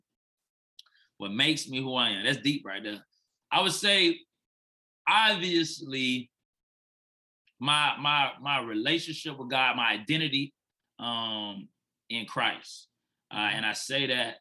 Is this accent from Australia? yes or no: no; Fort Lauderdale, Florida, United States; moved away as an adult; now in Nashville, United States; I'm originally from Fort Lauderdale, Florida